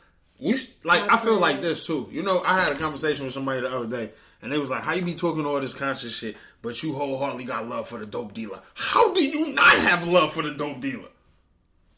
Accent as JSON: {"language": "English", "town": "Detroit", "region": "Michigan", "country": "United States", "said": "I'm from Detroit"}